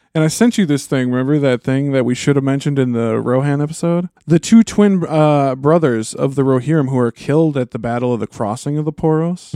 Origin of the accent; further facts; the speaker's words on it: United States; I'm an American.